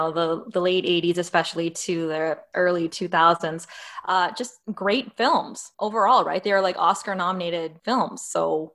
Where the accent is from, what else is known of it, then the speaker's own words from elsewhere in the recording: Northern Ontario, Canada; now in Toronto, Canada; I'm from Ontario. So Northern Ontario, but I've moved down to Toronto